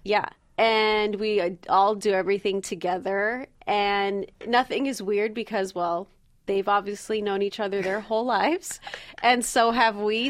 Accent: Valencia, California, United States; I am from Valencia, California, which is a little north of Los Angeles. I grew up there, but I left right away

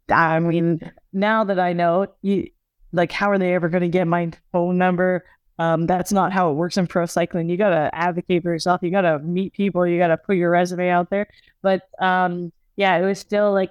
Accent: Canada; you know, as a Canadian, you know, she's also Canadian.

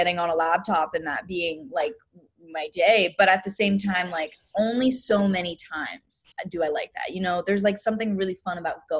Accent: Pennsylvania, United States; I grew up dancing in Pennsylvania from the time that I was around 2 years old.

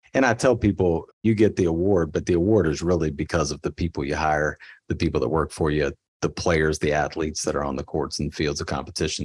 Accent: Kentucky, United States; I grew up in Kentucky

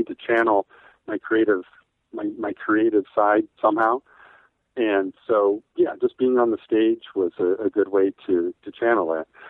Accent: Jackson, Wyoming, United States; also born or lived in Pennsylvania / Montana; that's where I grew up, mostly in Jackson, Wyoming. I moved there when I was in fourth grade and graduated high school

